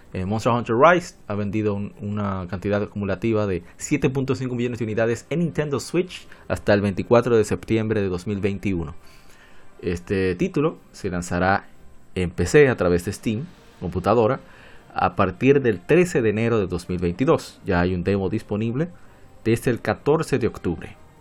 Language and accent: Spanish; Dominican Republic; yo soy de República Dominicana